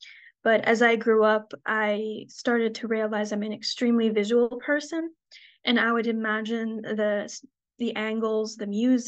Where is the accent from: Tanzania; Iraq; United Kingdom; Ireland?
Iraq; Baghdad, Baghdad Governorate; born there; And as an Iraqi, I was born in Baghdad. That kind of never escaped me.